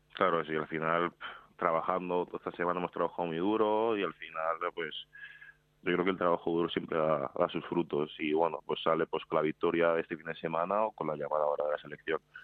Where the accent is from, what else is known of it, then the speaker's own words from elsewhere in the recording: Madrid, Community of Madrid, Spain; also born or lived in Seville; Nací en Sevilla, pero nada, estuve ahí un año y, pocos meses, un año y medio o así. Y luego ya he estado toda la vida en Madrid. Vamos, soy más madrileño que sevillano.